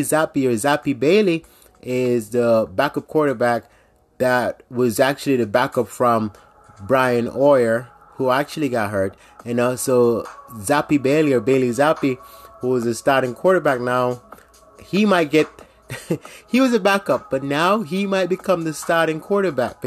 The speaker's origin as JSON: {"language": "English", "country": "Jamaica", "tie": "born or raised there", "moved": "yes", "lives_now": "United States", "said": "I grew up in Jamaica"}